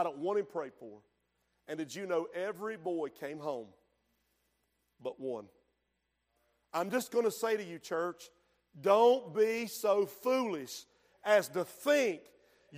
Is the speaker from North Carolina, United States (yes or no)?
yes; Hooper's Creek, North Carolina, United States; Where I grew up in Hooper's Creek